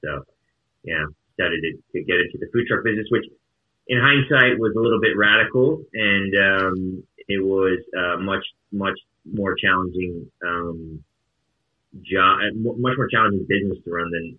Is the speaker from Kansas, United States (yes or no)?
no; Atlanta, Georgia, United States; also born or lived in St. Louis; And so then I grew up in Atlanta, Georgia. And then from there, I moved to St. Louis, Missouri and lived there for 10 years.